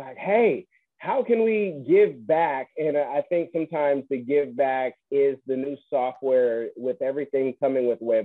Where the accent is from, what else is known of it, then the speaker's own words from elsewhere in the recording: Bay Area, California, United States; I'm being from the Bay Area